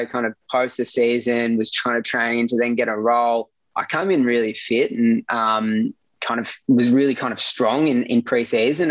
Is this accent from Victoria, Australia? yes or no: yes; Gippsland, Victoria, Australia; growing up in Gippsland and being 3 hours away from Melbourne